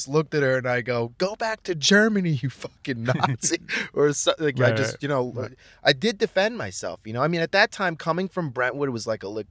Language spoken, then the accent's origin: English; Mexico; and then I was Mexican.